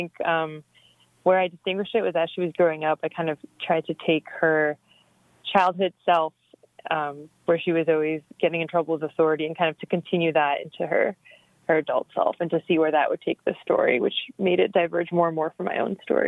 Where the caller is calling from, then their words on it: Iowa City, Iowa, United States; I'm calling from Iowa City, Iowa, where I live.